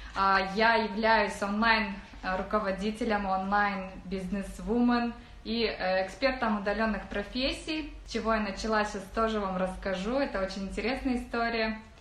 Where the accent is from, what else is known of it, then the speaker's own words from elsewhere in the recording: Saran, Karaganda Region, Kazakhstan; moved away as an adult; now in Turkey; Сама я из Казахстана, из Карагандинской области, город Сарань. Может быть, есть тут мои земляки